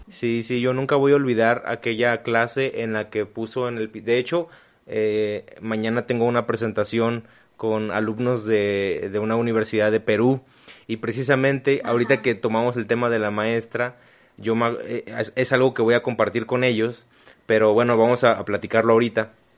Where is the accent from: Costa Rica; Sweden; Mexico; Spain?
Mexico; Somos mexicanos